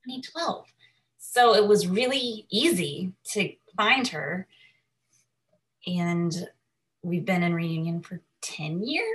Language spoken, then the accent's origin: English; Nashville, Tennessee, United States; when I was 2 days old from the hospital in Nashville. So I was born and raised in Nashville, Tennessee, and I grew up with a brother who was also adopted, a younger brother.